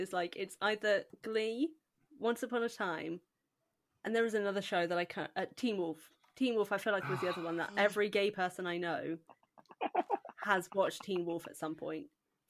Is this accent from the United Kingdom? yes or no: yes; United Kingdom; I am the British one of the group